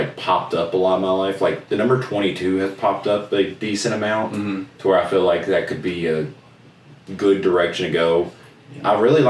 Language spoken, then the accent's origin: English; United States; as an American